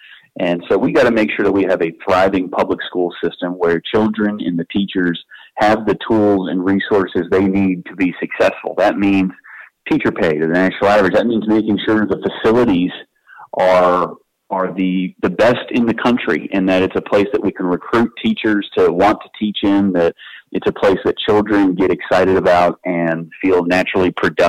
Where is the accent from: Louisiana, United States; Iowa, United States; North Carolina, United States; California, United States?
North Carolina, United States; Eastern; born or raised there